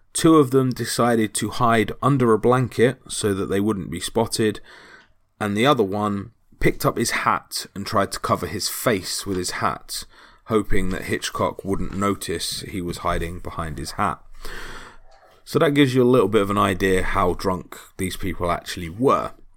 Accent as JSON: {"language": "English", "country": "United Kingdom"}